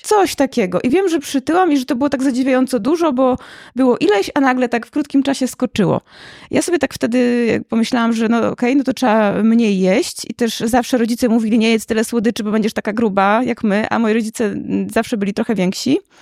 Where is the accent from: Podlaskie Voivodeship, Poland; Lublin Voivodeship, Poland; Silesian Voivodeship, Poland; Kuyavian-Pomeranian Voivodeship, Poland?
Podlaskie Voivodeship, Poland; Łomża; Ja nie jestem z Warszawy, jestem z Łomży